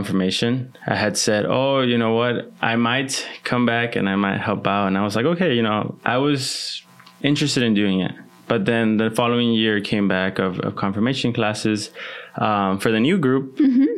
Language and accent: English; Laredo, Texas, United States; also born or lived in Mexico; I was born here in Laredo, lived a few years in Mexico, and then most of my life I've spent it here